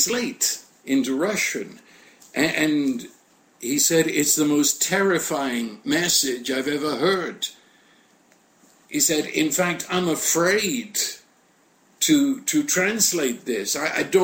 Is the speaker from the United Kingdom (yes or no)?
yes; United Kingdom; I'm British